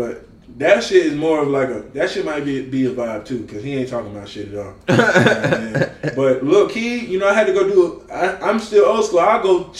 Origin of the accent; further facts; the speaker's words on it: the South, United States; I'm from the South